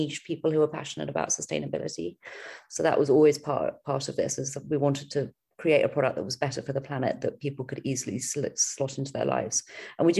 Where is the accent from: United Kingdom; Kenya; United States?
United Kingdom; also born or lived in London / Australia; we're British